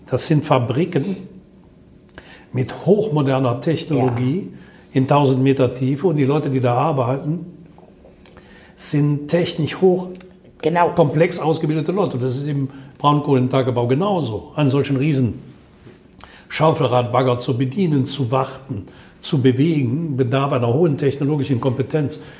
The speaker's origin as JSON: {"language": "German", "town": "Würselen", "region": "North Rhine-Westphalia", "country": "Germany", "tie": "born or raised there", "said": "Das haben wir in Würseln meiner Heimatstadt sehr intensiv erlebt"}